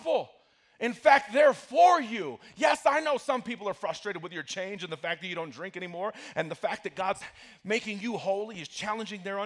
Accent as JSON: {"language": "English", "town": "Broomfield", "region": "Colorado", "country": "United States", "tie": "born or raised there", "said": "I grew up in Broomfield, which is a little town just north of here"}